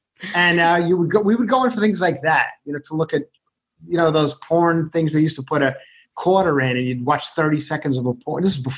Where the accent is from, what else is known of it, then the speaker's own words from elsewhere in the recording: Ronkonkoma, New York, United States; accent: New York; also born or lived in Electchester, Queens; now in Los Angeles, United States; I have the New York accent. Yeah, I try to get rid of it, but it just really does not go away. I don't know how much you guys have lived outside of New York or left New York, or even, I'm born and raised on Long Island